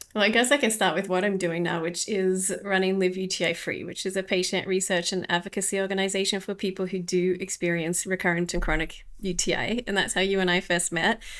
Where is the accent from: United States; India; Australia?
Australia; moved away as an adult; now in Ljubljana, Slovenia; I'm from Australia and I live in the tropics. I lived in the tropics there